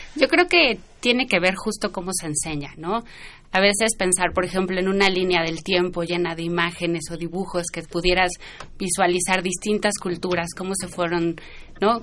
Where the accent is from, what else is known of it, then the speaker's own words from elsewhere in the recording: Mexico; son nuestros orígenes, ¿no? Como mexicanos